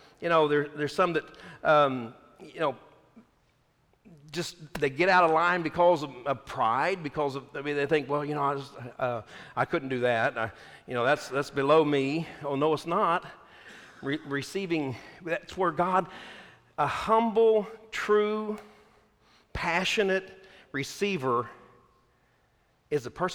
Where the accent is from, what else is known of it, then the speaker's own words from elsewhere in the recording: Texas, United States; I'm from Texas